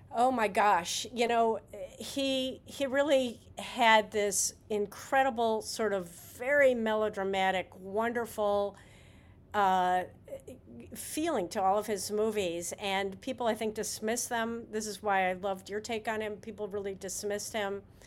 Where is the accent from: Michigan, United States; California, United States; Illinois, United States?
Illinois, United States; Chicago; I grew up in Chicago.